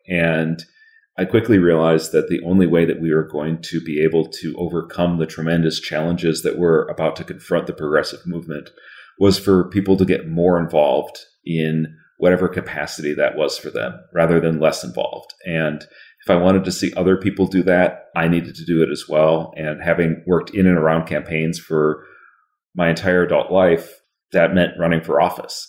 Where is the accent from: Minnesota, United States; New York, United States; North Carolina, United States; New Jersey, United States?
Minnesota, United States; Northfield; also born or lived in Florida; I went to my hometown school or one of my hometown schools to St. Olaf College